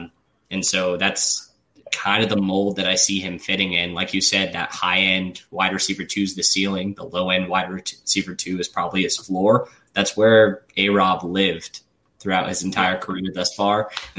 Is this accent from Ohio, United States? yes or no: yes; Youngstown, Ohio, United States; Yeah, so fun fact, I'm from Youngstown, Ohio, which is just a little bit outside of Columbus.